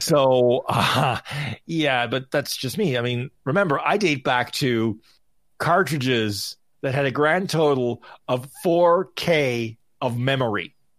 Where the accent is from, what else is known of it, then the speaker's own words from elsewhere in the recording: Canada; I'm Canadian, I'm in Vegas